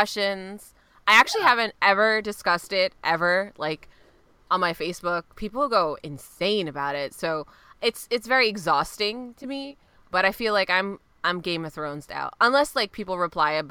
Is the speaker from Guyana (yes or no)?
yes; Guyana; I'm South America. Like, I'm Guyanese